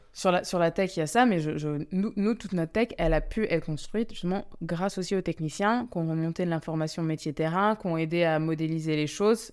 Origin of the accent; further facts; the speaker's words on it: France; je suis d'origine, je suis française, mais je suis d'origine euh, indienne